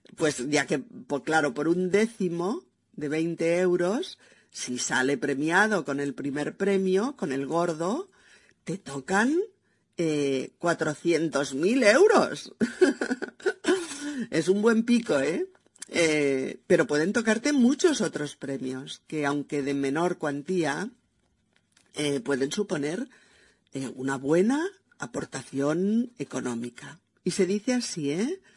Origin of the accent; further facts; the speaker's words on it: Spain; also born or lived in Barcelona; mi país, España